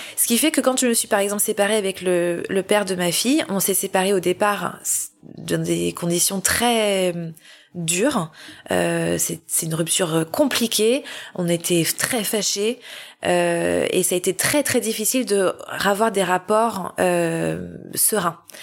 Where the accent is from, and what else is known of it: Paris, Île-de-France, France; born or raised there; moved away as an adult